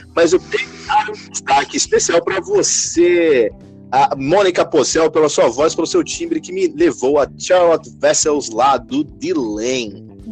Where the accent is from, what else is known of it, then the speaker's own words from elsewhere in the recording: São Paulo, Brazil; also born or lived in Florianópolis; Eu sou aqui de São Paulo